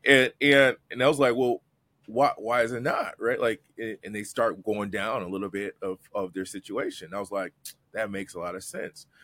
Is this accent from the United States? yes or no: yes; Detroit, Michigan, United States; I'm a kid from Detroit